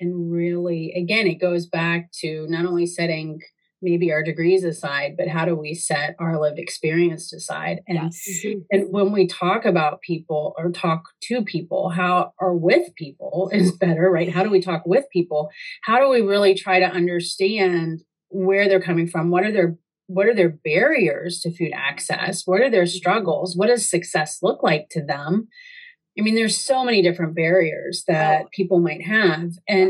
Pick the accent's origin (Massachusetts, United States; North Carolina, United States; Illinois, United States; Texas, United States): North Carolina, United States; Like when I moved up here from North Carolina and I saw kale being used as a garnish, I was just, what the heck?